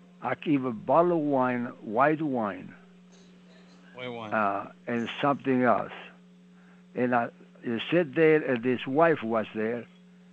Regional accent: Italy; English is a second language; moved away as an adult; also born or lived in Montreal, Canada; now in Pittsburgh, United States; I'm from Italy.

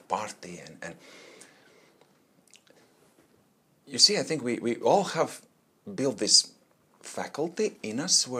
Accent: Latvia; English is a second language; moved away as an adult; now in Australia; originally I'm from Latvia. That's a small country in Eastern Europe, right next to Russia. So it's hard to find on map, just a little spot. That's where my childhood was then.

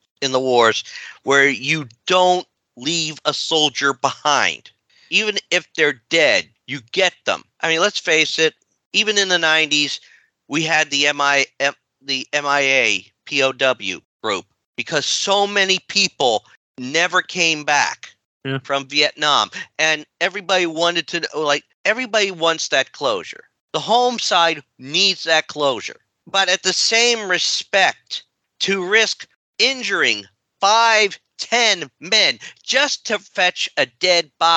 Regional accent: United States; we are unfortunately American-born white

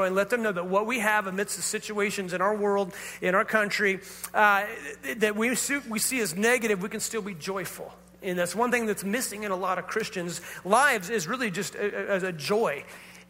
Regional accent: Northern California, United States; we grew up in Northern California

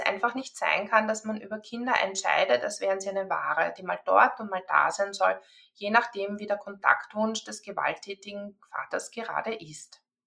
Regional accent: Austria; bei uns in Österreich

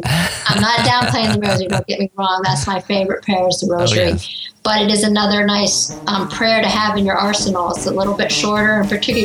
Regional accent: Greenville, South Carolina, United States; my hometown here in Greenville, South Carolina

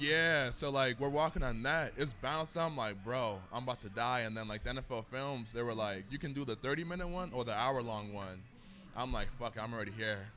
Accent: New England, United States; I grew up in New England

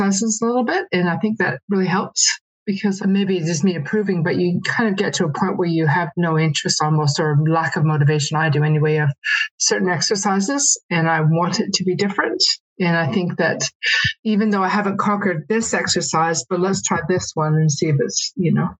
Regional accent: Canada; now in New Zealand; I had to travel back to Canada. I'm from Canada.

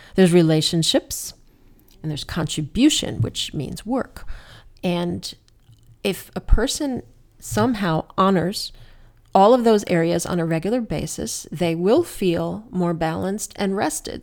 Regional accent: New Jersey, United States; moved away; when I was a kid, I grew up in New Jersey, as you know, we used to hang out at Newark Airport

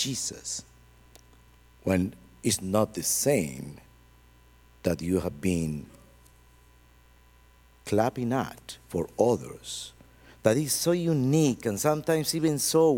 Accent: Colombia; English is a second language

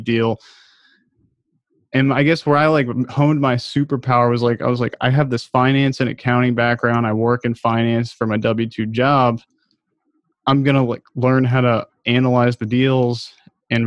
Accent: United States; also born or lived in Baltimore, Maryland; I grew up outside of Washington, D.C.

